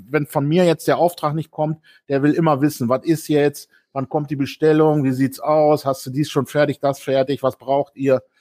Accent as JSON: {"language": "German", "town": "Bielefeld", "region": "North Rhine-Westphalia", "country": "Germany", "moved": "yes", "said": "Ich komme ja aus Bielefeld"}